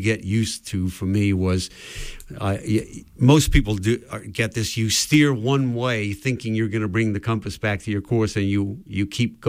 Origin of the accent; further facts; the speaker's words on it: Wales, United Kingdom; moved away; also born or lived in Massachusetts, United States; back in my home country of Wales